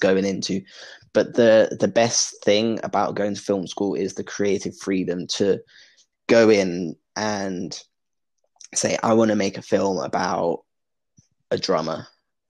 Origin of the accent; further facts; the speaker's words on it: London, United Kingdom; also born or lived in Cornwall / Belfast; growing up in London